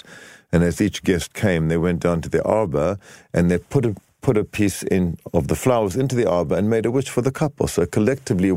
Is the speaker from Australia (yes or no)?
no; South Africa; my husband, now, Danny, comes from Argentina, and I'm from South Africa.